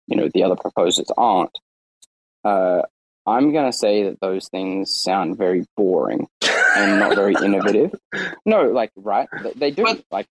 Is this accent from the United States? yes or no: no; Australia; as an Australian